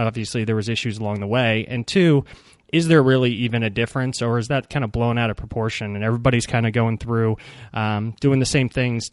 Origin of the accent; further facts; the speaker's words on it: Ashburn, Virginia, United States; where I grew up, which was Ashburn, Virginia